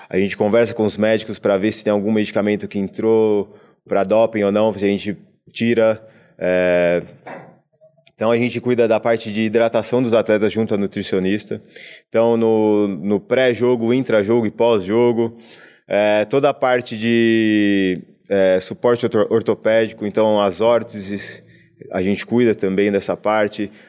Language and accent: Portuguese; Americana, São Paulo, Brazil; que eu sou de Americana do interior, né, na cidade de interior de São Paulo.